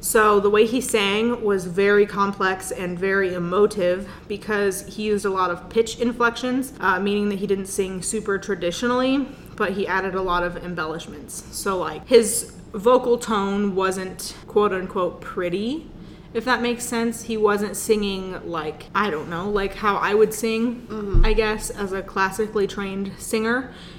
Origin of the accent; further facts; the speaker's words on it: the South, United States; accent: Southern; My southern accent has turned them off.